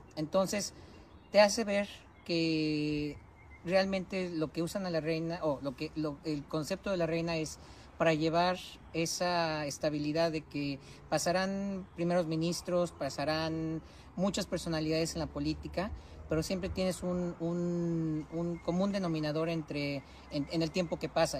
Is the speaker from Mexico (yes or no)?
yes; Mexico; moved away as an adult; now in United Kingdom; Nosotros como mexicanos